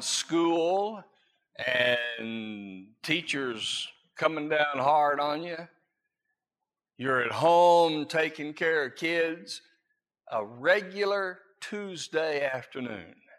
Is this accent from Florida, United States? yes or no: yes; Florida, United States; I grew up in Florida